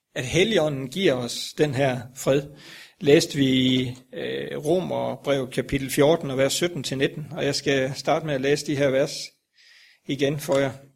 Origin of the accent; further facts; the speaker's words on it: Grindsted, Southern Denmark, Denmark; moved away; oppe i Billund, Grindsted, hvor jeg kommer fra